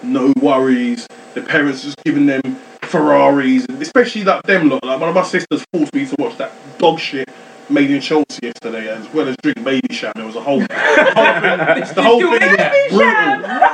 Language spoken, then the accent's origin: English; Nigeria; I'm Nigerian